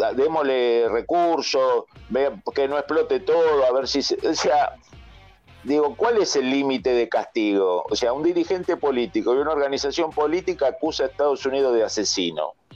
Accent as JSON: {"language": "Spanish", "country": "Argentina", "tie": "born or raised there", "said": "los que somos originarios de la Argentina"}